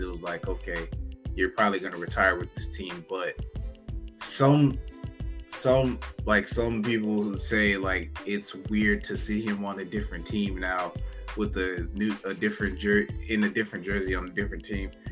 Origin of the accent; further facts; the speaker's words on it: Florida, United States; I'm from Florida